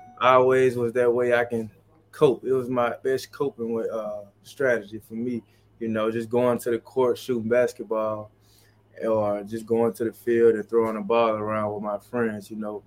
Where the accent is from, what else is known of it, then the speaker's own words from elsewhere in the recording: Mississippi, United States; Yeah, sports played a major role in my life growing up. Being young, you know, it wasn't much we can do in Mississippi, not a lot of things to do.